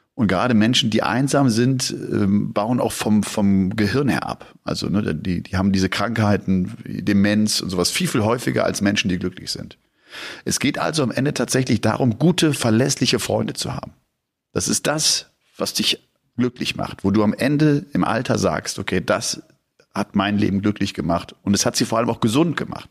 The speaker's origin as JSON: {"language": "German", "town": "Bergisch Gladbach", "region": "North Rhine-Westphalia", "country": "Germany", "tie": "born or raised there", "said": "aus Bergisch Gladbach, aus meiner, aus meiner Heimat auch"}